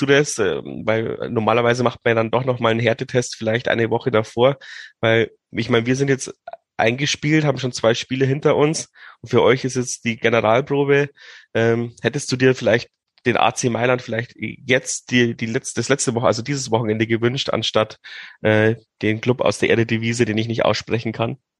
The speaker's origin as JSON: {"language": "German", "town": "Regensburg", "region": "Bavaria", "country": "Germany", "said": "als Regensburger"}